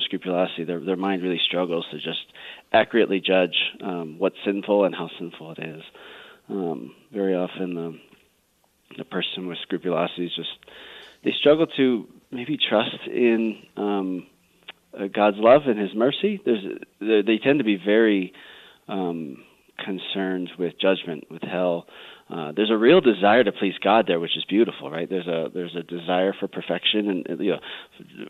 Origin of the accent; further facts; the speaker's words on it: Colorado, United States; I grew up out here in Colorado